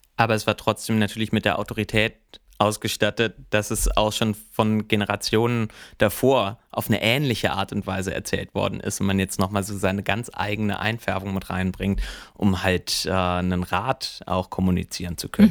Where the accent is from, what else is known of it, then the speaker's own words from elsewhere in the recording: about ten kilometres from Lüneburg, Lower Saxony, Germany; Das war so zehn Kilometer weg von da, wo ich aufgewachsen bin.